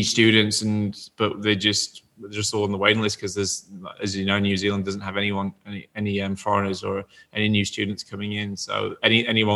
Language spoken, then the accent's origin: English; Yorkshire and the Humber, United Kingdom; I'm from Yorkshire, and in Yorkshire, we have Yorkshire tea